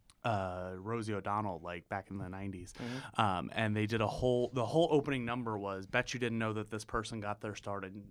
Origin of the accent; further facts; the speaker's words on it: Pennsylvania, United States; I'm from Pennsylvania originally and live there now